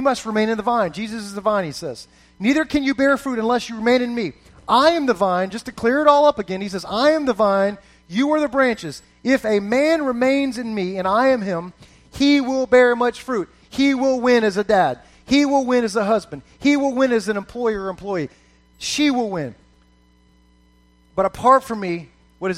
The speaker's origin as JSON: {"language": "English", "area": "just south of Fort Lauderdale", "region": "Florida", "country": "United States", "tie": "born or raised there", "said": "I grew up in South Florida. Grew up just south of Fort Lauderdale, Florida"}